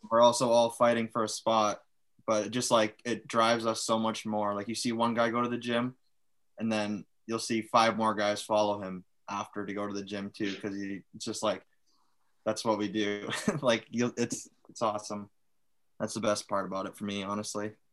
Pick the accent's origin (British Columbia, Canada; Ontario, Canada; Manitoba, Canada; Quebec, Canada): Manitoba, Canada; Winnipeg; moved away as an adult; now in Superior, United States; Winnipeg, like my hometown